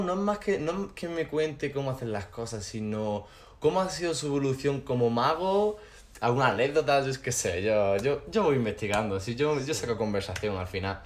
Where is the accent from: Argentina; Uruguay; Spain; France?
Spain; Granada, Andalusia; yo soy de Granada de siempre. No de aquí, de aquí, pero, realmente soy de Granada.